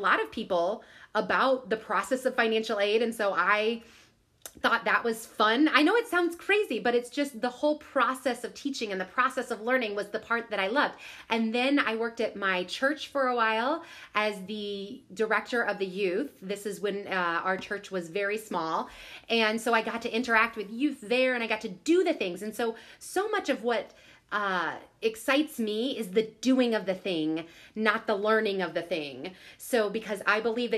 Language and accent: English; Southern Illinois, United States; I grew up in Southern Illinois.